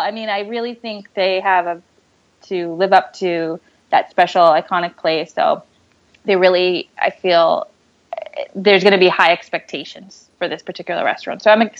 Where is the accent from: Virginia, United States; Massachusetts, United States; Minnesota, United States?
Massachusetts, United States; Boston; accent: Boston; maybe it's my Boston accent.